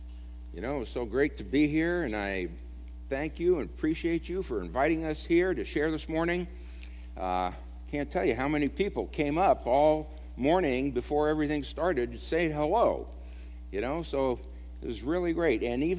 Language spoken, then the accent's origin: English; Brooklyn, New York, United States; also born or lived in California; Also, we moved here to Kentucky a couple of years ago from California, and prior to that, I'm originally from Brooklyn, but lived most of my life in California.